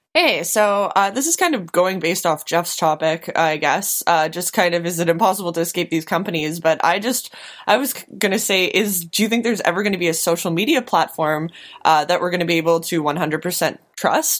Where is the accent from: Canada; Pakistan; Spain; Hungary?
Canada; now in Winnipeg, Canada; as a Canadian